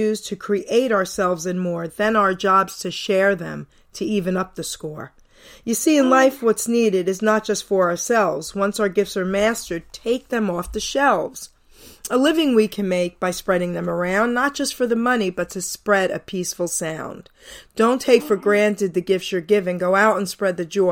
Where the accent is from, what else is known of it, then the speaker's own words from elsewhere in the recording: New York City, New York, United States; I was from Long Island City, New York